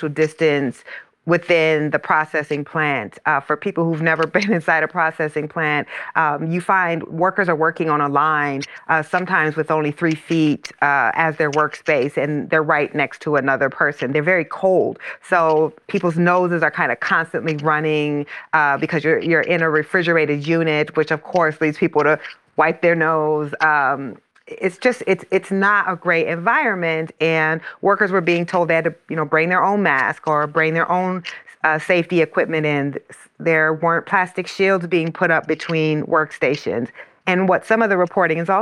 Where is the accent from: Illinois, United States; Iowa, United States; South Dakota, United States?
Iowa, United States; my hometown is in Iowa.